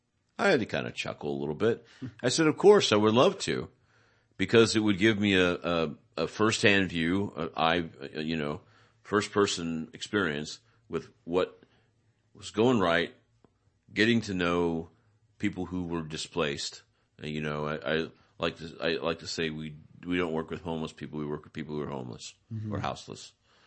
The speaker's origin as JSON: {"language": "English", "town": "Salinas", "region": "California", "country": "United States", "said": "And I'm from Salinas, and I heard there's good work up here, and I heard about the shelter, right?"}